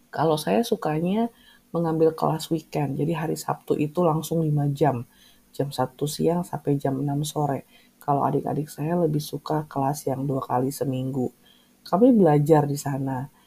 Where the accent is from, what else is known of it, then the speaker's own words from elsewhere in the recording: Bandung, West Java, Indonesia; walaupun saya berasal dari Bandung tapi tempat tinggal sama kampus tuh jauh banget